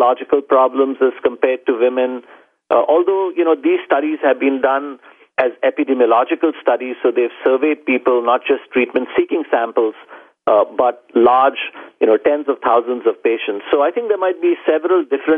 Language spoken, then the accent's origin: English; Mumbai, Maharashtra, India; moved away; I grew up in India, in Bombay.